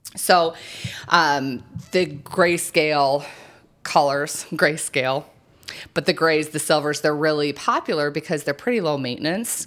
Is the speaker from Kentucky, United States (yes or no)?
no; New Mexico, United States; I grew up in New Mexico where that hot, hot sun is just, you know, beaten oh, down all the time